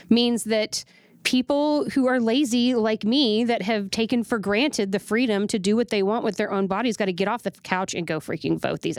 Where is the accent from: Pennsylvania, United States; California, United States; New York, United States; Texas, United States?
Texas, United States; definitely as a taxpaying American and as a Texan is unbelievable acceptable